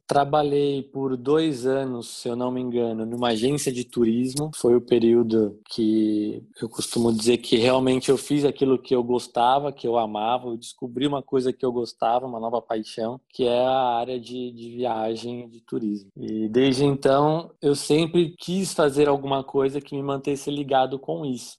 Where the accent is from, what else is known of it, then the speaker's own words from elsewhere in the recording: São Paulo, Brazil; moved away as an adult; also born or lived in Santo André / Mauá / Atibaia; Eu sou nascido em Santo André, Grande São Paulo. Morei em Mauá até meus 10 anos de idade. É, minha família é toda da Zona Leste de São Paulo. Cresci ali na Zona Leste